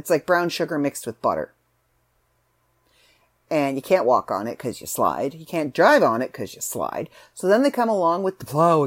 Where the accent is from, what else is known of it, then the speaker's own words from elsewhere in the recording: Canada; also born or lived in Southern Ontario; I'm Canadian